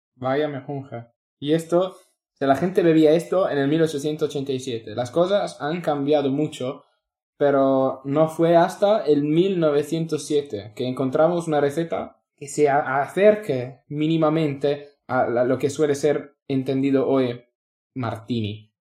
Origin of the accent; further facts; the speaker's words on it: Italy; Spanish is a second language; moved away as an adult; also born or lived in London / Australia; now in Spain; soy italiano, he trabajado en Londres, en Australia